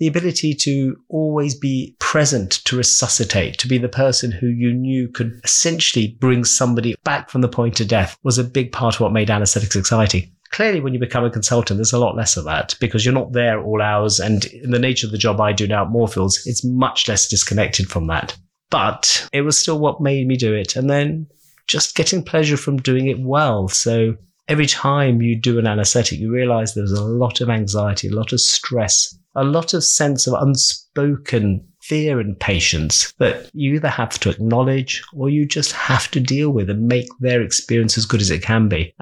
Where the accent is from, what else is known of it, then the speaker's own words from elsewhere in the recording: London, United Kingdom; also born or lived in Uganda / Kent; I almost feel so partisan that I am a Londoner.